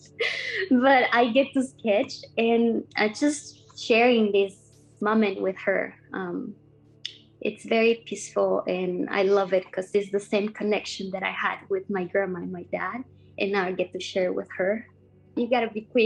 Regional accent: Costa Rica; now in Vancouver, Canada; I grew up in Costa Rica in a small town surrounded by lots of green, coffee plantations and lush gardens

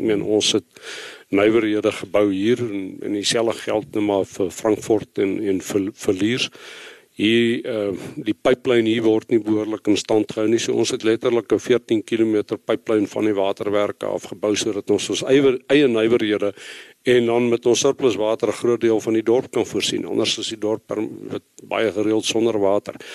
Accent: Bloemfontein, Free State, South Africa; also born or lived in Western Cape / Bethlehem / Reitz; ek ek is 'n gebore en getoe Vrystater, in Bloemfontein groot geword

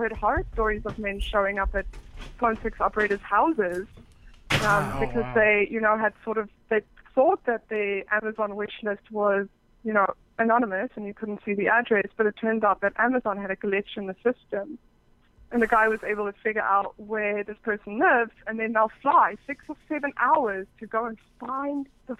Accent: Cape Town, Western Cape, South Africa; also born or lived in England; Well, I was born in England, but I'm from South Africa, actually. So I grew up in Cape Town.

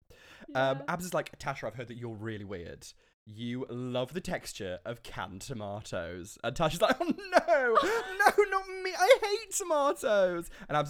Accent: Carlisle, North West England, United Kingdom; born there; I was born in Carlisle, but I was made on RuPaul's Drag Race.

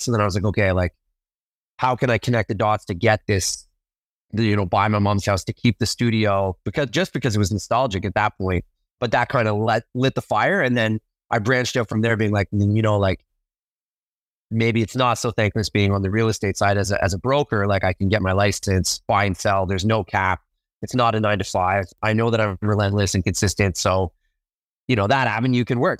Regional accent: Ottawa, Ontario, Canada; born, basically born and bred in Ottawa, Ottawa, Canada

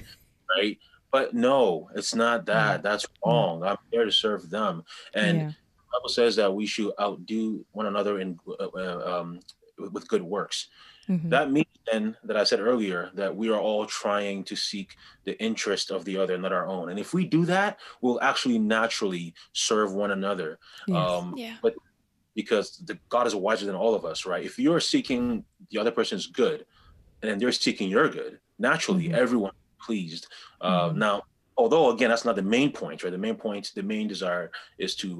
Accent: Ghana; As a Ghanaian, I know that historically we were pagans

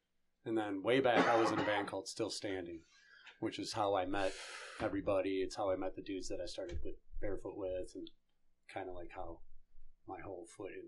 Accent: Redford, Michigan, United States; I'm from Redford.

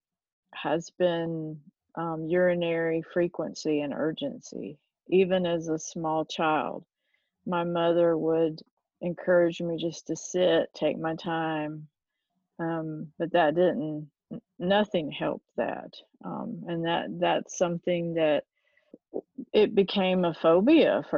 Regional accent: Fayetteville, North Carolina, United States; accent: Southern; I grew up in Fayetteville, North Carolina. I'm obviously Southern from my accent.

